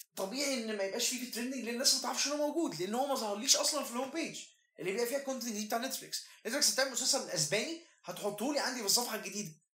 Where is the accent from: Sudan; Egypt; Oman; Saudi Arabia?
Egypt; انا مصري